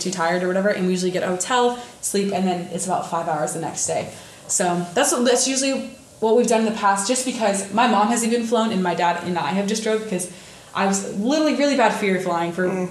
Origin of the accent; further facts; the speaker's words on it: northern Indiana, United States; northern Indiana, which I'm from